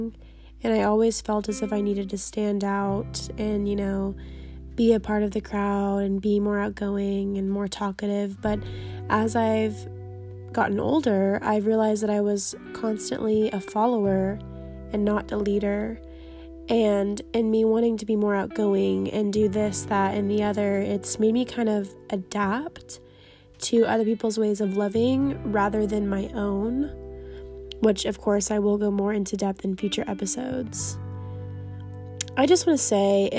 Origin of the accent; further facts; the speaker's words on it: Texas, United States; I am a 22-year-old female born and raised in Texas